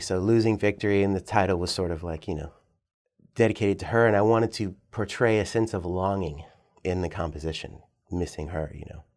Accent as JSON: {"language": "English", "region": "Northern Virginia", "country": "United States", "tie": "born or raised there", "also_born_or_lived": "New York City, United States", "moved": "as an adult", "lives_now": "Richmond, United States", "said": "Yeah, so I grew up in Northern Virginia, so I'm a Virginia person"}